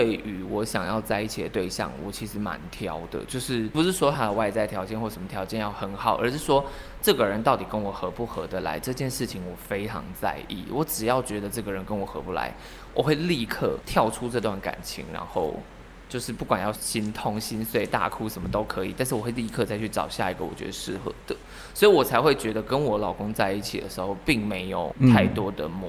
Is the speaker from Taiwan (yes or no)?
yes; central Taiwan, Taiwan; 因为我是中部人